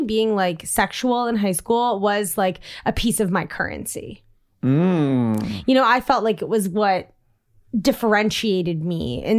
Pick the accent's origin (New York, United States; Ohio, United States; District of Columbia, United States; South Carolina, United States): District of Columbia, United States; Washington; And like I grew up in Georgetown and there was like the Pleasure Palace